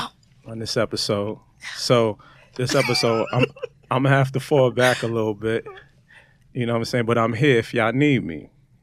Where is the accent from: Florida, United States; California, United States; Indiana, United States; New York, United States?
New York, United States; New York City; I've been living in New York my whole life.